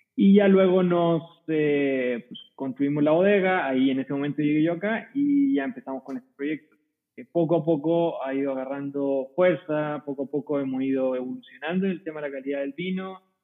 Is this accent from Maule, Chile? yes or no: yes; Curicó Valley, Maule, Chile; moved away as an adult; now in Coahuila, Mexico; soy chileno, eh, ¿Y cómo llegué acá? Bueno, nunca me gustó mucho la idea de quedarme en el mismo lugar en el que había vivido toda mi vida. soy de una zona productora de vino, típica productora de vino en Chile, se llama Valle de Curicó